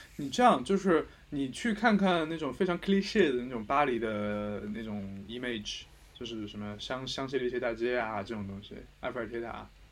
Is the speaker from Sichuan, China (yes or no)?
yes; a small town near Chengdu, Sichuan, China; moved away as an adult; also born or lived in Beijing, China; now in Paris, France; 我现在的户口是成都，是成都人，但是我小时候出生和上学都在成都附近的一个小，小镇